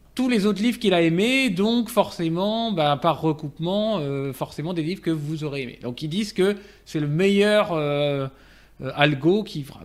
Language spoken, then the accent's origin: French; France; je, parlais en tant que français